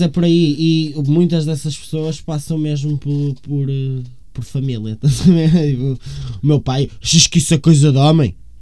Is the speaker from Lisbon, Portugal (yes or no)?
no; Rio Tinto, Porto District, Portugal; also born or lived in São Pedro da Cova / São Cosme; eu como sou de Rio Tinto e prezo Rio Tinto